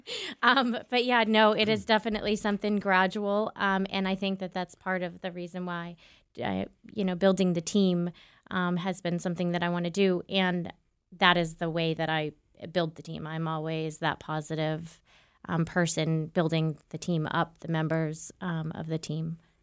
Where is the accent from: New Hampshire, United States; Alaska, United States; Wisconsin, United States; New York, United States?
New Hampshire, United States; Southern; I'm from Southern New Hampshire